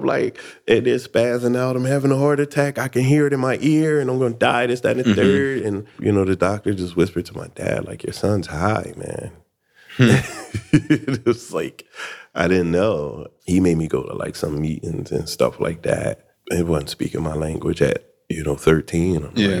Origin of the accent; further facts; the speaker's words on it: Philadelphia, Pennsylvania, United States; also born or lived in Atlanta; Philadelphia, man. Born and raised. I did like a 10-year stint in Atlanta. Went back to Philadelphia, and now I'm here.